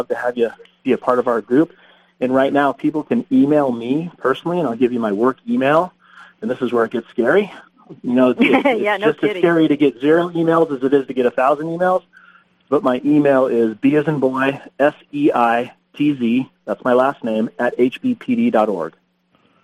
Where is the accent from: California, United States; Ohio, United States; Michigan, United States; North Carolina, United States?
California, United States; Huntington Beach; I grew up in Huntington Beach. My mom and dad still live in the same house I grew up in.